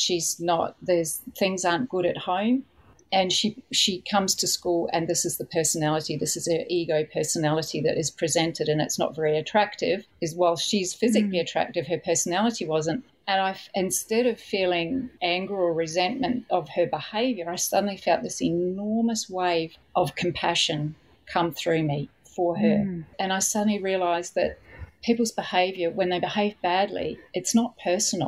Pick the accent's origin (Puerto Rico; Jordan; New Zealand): New Zealand; I was brought up in New Zealand